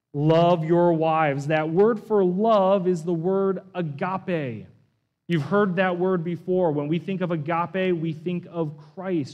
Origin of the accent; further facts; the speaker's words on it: East Coast, United States; moved away; I come from the East Coast, where I live within really just an hour of dozens of Civil War battlefields. And so that was such a hobby and a subculture of where I grew up